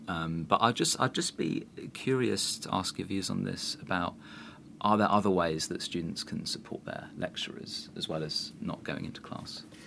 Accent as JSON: {"language": "English", "region": "London", "country": "United Kingdom", "said": "as a Londoner"}